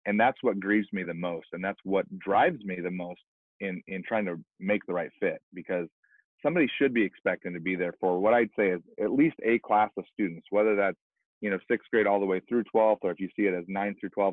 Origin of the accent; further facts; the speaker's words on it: Pacific Northwest, United States; I grew up in the Pacific Northwest, not knowing Jesus